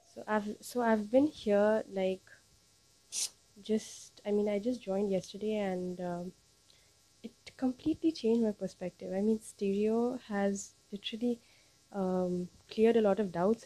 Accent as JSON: {"language": "English", "country": "India", "said": "I'm from India"}